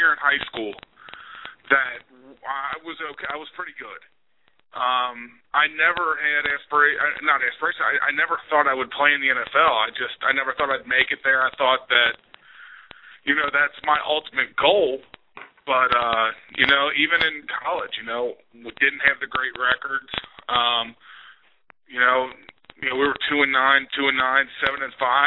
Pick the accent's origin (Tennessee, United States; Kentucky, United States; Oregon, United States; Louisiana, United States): Kentucky, United States; I live about an hour from UK, and to play in front of my home state